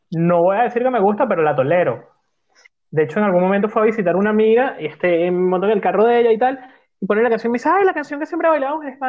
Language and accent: Spanish; Venezuela; moved away; Cuando yo me vine de Venezuela, estaba comenzando a sonar este señor que se llama …